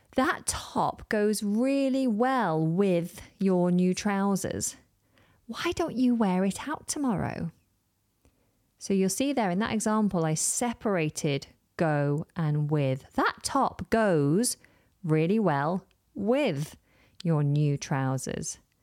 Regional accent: United Kingdom; within the U K, we more often in conversation refer

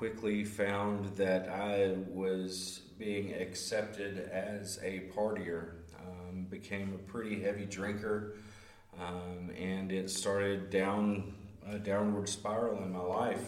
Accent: Hope, Arkansas, United States; I'm from Hope, Arkansas, originally from Hope, and moved all over the place, quite literally within the state.

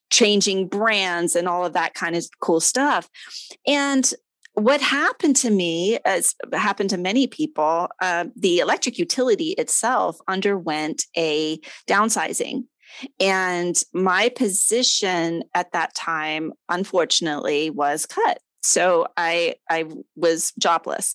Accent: Delaware, United States; moved away as an adult; now in Florida, United States; I'm a girl from Delaware

